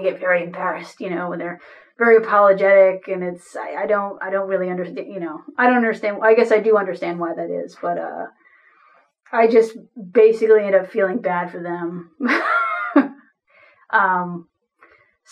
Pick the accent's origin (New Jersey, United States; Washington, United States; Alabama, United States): New Jersey, United States; now in St. Paul, United States; I live in St. Paul, Minnesota. I'm originally from New Jersey.